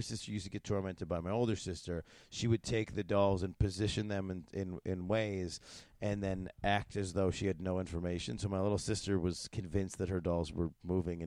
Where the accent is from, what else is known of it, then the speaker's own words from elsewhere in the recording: United States; a dumb American boy